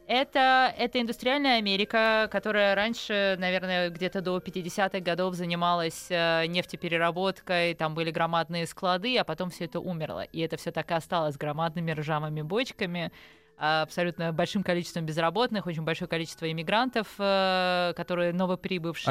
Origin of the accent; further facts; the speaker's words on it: Kyiv, Ukraine; moved away as an adult; also born or lived in Bayonne, New Jersey, United States / France / Singapore; now in Moscow, Russia; в 19 лет, когда мы эмигрировали из Киева в Штаты